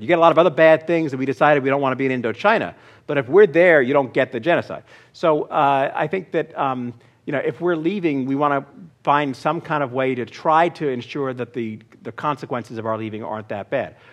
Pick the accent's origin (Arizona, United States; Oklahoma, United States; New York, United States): New York, United States; my hometown